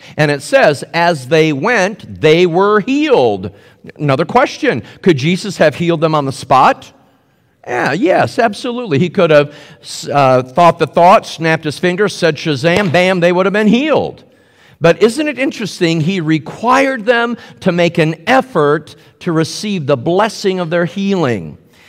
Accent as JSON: {"language": "English", "town": "Indianapolis", "region": "Indiana", "country": "United States", "said": "I'm a Hoosier from Indianapolis. So here we play basketball."}